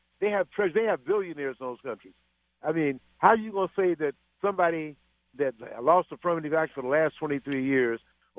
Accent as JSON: {"language": "English", "region": "Louisiana", "country": "United States", "said": "And I'm from Louisiana"}